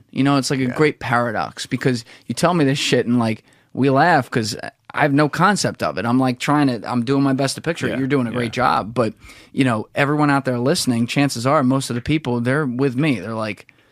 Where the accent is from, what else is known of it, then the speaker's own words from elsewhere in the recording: New Jersey, United States; I'm from Jersey